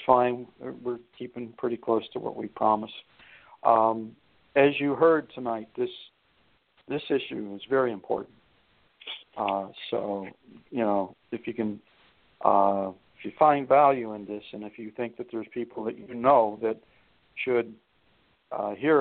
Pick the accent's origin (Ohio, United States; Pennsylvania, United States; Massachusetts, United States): Ohio, United States; Youngstown; moved away; also born or lived in Flint, Michigan; my hometown, Youngstown down there, where I grew up